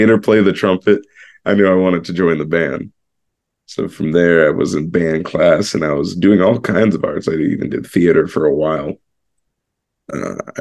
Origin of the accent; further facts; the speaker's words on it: St. Cloud, Florida, United States; also born or lived in Suffern, New York / Orlando; now in New York City, United States; I grew up in this really small country-esque town called St. Cloud